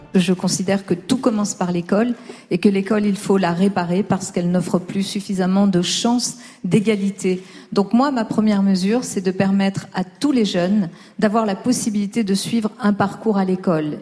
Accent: Lyon, Auvergne-Rhône-Alpes, France; born or raised there; now in Paris, France

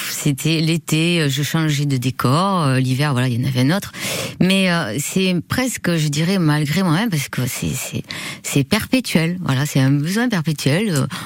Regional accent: Bagnères-de-Bigorre, Occitania, France; now in Biarritz, France; bannière de Bigorre.

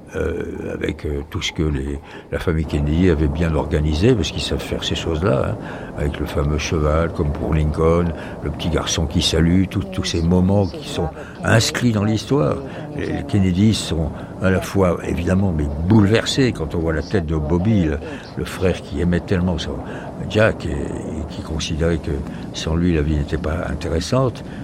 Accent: France; accent: French; mon accent français, qui me dit You're French J'ai dit oui

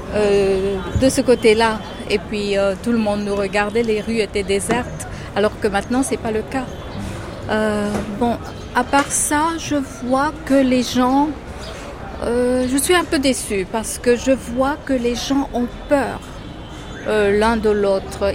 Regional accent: Madagascar; now in Mumbai, India; je suis de Madagascar

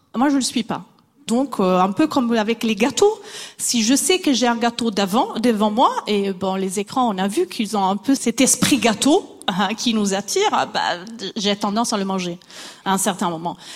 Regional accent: Italy; moved away; Je suis italienne

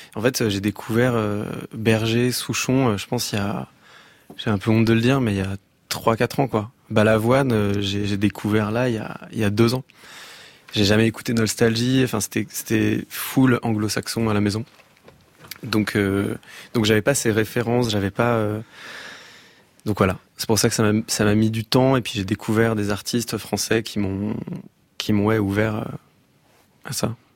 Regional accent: Massy, Île-de-France, France; J'ai grandi euh, à Massy. dans une, dans une ville dans le 91.

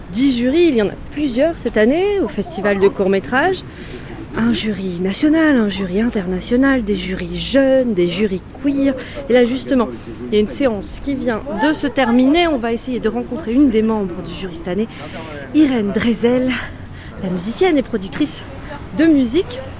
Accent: Brittany, France; je viens de Bretagne

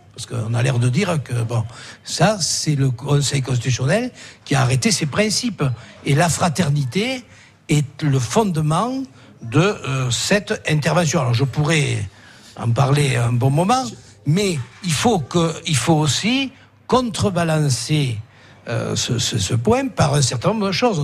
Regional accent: Bourg-Madame, Occitania, France; nous, à Bourg-Madame, moi je suis de Bourg-Madame

